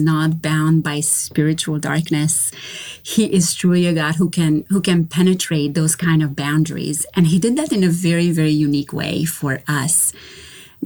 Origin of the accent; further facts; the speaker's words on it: Romania; now in North Carolina, United States; I am originally from Romania. So I was born and raised in Romania during communism.